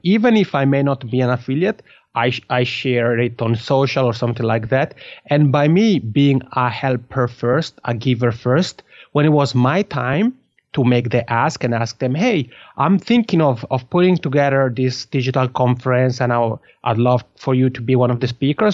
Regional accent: Italian-speaking Switzerland, Switzerland; accent: Macron; first language Italian; English is a second language; moved away as an adult; now in Finland; I'm from the Italian-speaking part of Switzerland. So Italian is my mother tongue

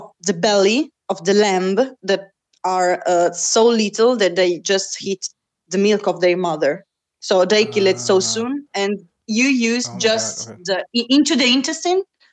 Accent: Rome, Lazio, Italy; also born or lived in Naples; I'm from Roma.

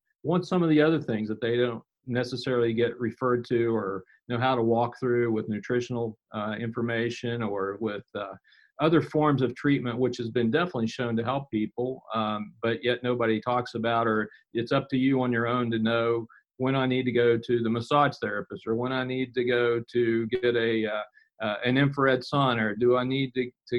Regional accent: Weston, West Virginia, United States; I've lived here in West Virginia almost all my life. I was born here in Weston, and I still live here and work here

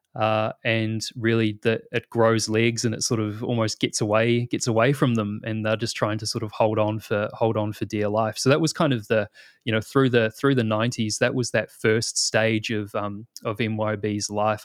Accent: New Zealand; moved away as an adult; now in Australia; you probably tell by the accent, I'm originally from New Zealand

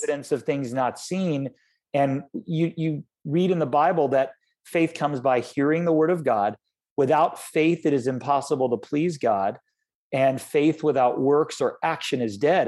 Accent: Florida, United States; I grew up in Florida

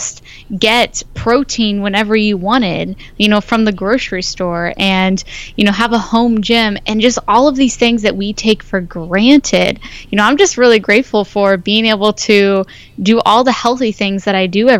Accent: Ohio, United States; now in California, United States; I'm from Ohio, so didn't grow up with the healthiest background in nutrition

